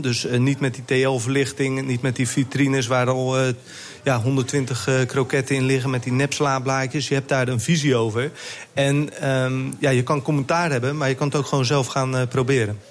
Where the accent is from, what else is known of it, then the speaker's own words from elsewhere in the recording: Westland, South Holland, Netherlands; ik kom uit het Westland, dus ehm, ik heb daar ook een restaurant gehad